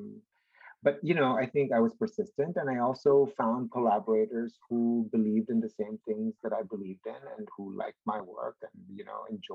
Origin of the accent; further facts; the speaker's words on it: Philippines; born and raised in the Philippines